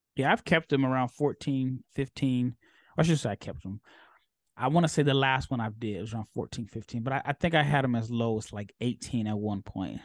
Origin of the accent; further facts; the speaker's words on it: Omaha, Nebraska, United States; now in Texas, United States; I'm from Omaha, so even though I live in Texas